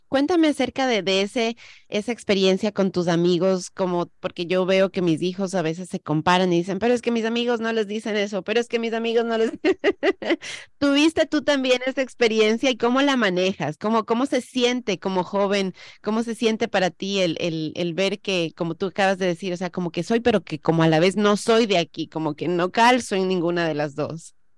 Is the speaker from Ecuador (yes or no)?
yes; Ecuador; now in United States; Yo soy la que emigró, yo nací en Ecuador, yo vine a este país